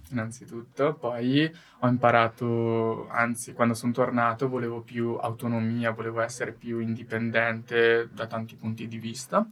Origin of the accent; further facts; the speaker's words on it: Italy; io vengo dall'Italia